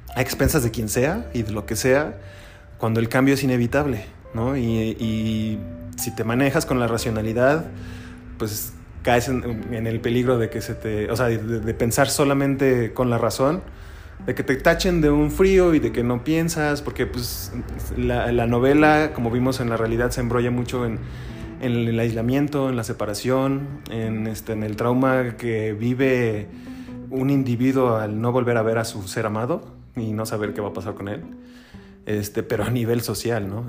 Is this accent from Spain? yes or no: no; Mexico; somos vecinos como mexicanos